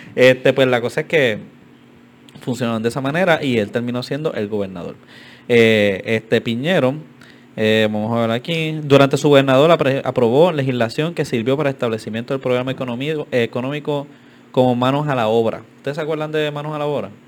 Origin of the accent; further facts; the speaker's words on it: Carolina, Puerto Rico; soy pues, de Carolina y siempre vemos la estatua